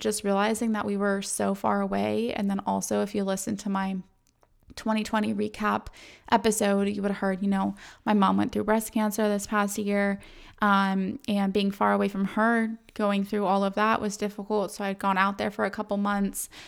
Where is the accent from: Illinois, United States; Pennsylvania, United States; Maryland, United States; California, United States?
California, United States; San Diego; moved away; I'm from San Diego